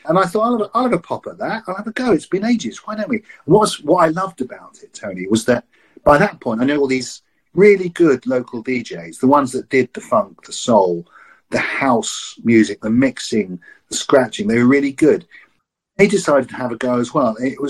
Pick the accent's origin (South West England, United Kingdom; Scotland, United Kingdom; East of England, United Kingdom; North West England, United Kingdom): East of England, United Kingdom; Maldon; now in Exeter, United Kingdom; when I came from Maldon, which is a small town, when I came to Exeter